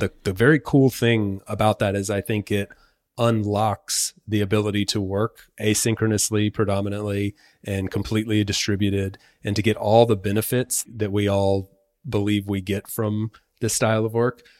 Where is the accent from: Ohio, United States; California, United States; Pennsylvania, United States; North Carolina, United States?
North Carolina, United States; moved away as an adult; now in Spain; I'm from North Carolina, been living in Spain for the last six years